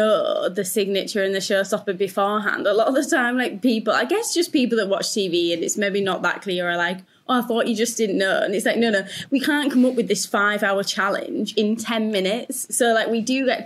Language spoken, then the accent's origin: English; Yorkshire and the Humber, United Kingdom; I'm from Yorkshire